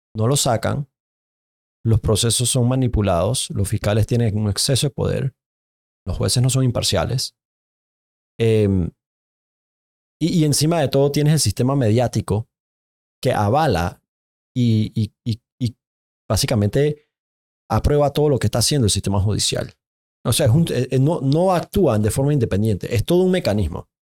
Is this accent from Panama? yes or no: yes; Panama; Yo como panameño